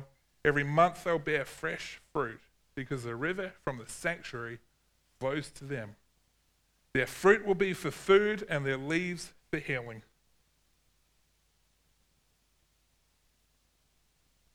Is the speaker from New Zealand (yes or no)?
yes; New Zealand; growing up in New Zealand